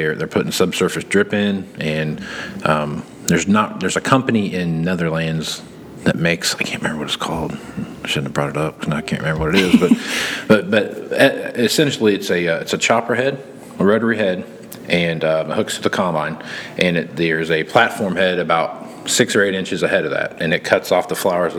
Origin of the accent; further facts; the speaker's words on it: southern Kansas, United States; growing up in Kansas, where I grew up at in the southern part